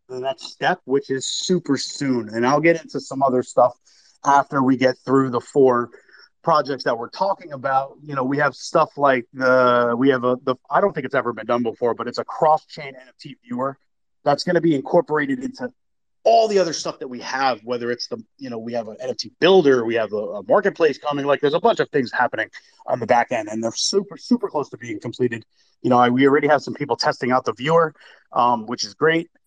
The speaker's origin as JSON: {"language": "English", "region": "New York", "country": "United States", "moved": "yes", "said": "I'm from New York originally"}